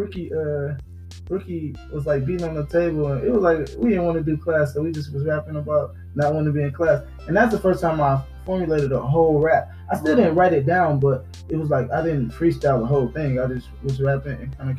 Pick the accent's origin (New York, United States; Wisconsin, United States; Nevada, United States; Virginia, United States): Wisconsin, United States; Milwaukee; growing up in Milwaukee